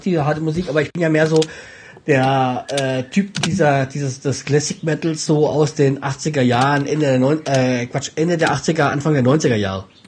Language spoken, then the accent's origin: German; Hesse, Germany; als Hesse